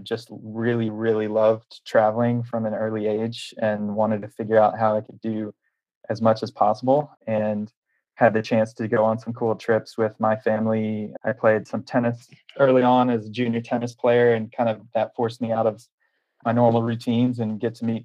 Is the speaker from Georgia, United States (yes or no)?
no; Nashville, Tennessee, United States; I'm from Nashville, Tennessee